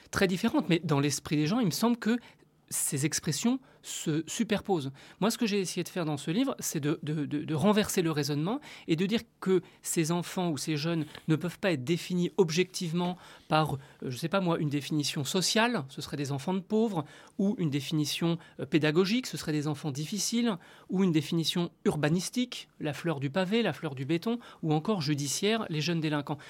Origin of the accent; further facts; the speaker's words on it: Tunisia; moved away as an adult; now in France; Je suis tunisien